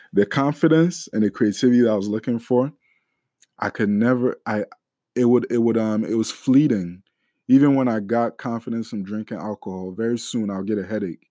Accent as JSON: {"language": "English", "country": "Ghana", "said": "we're Ghanaian"}